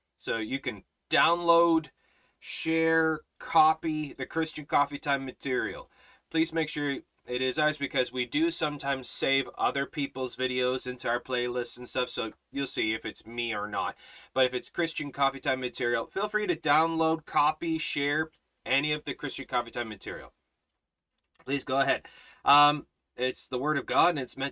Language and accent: English; Canada; I'm Canadian